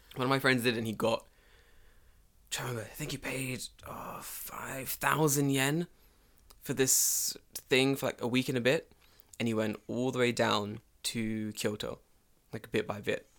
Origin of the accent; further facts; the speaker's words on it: London, United Kingdom; moved away as an adult; now in Japan; I'm from London